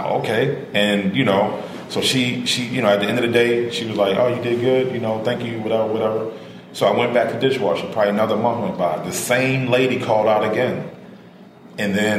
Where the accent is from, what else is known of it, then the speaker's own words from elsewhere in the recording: Baltimore, Maryland, United States; I grew up in Warburg Junction.